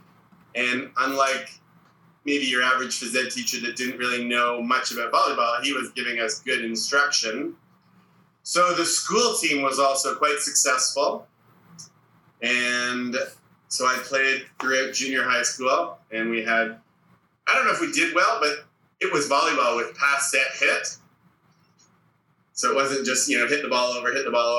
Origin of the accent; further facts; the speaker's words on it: Toronto, Ontario, Canada; Growing up, I grew up in Toronto.